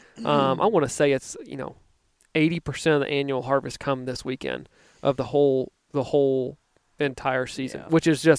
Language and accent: English; Virginia, United States; now in Missouri, United States; I grew up in Virginia where we had a 6-week gun season.